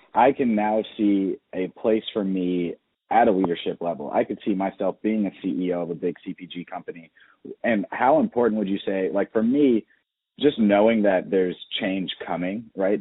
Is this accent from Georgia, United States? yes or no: yes; Atlanta, Georgia, United States; born or raised there